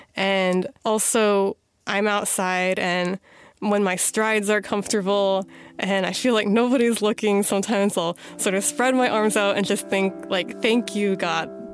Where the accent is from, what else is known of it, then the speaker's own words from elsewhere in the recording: Missouri, United States; moved away as an adult; also born or lived in Chicago, Illinois / East Coast; now in Washington, D.C., United States; I was born in Chicago, raised in Missouri